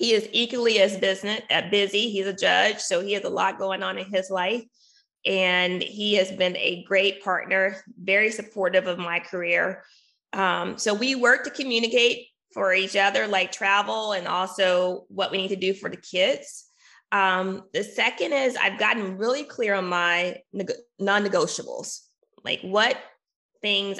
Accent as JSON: {"language": "English", "region": "Arkansas", "country": "United States", "tie": "born or raised there", "said": "my home state. I'm from Arkansas."}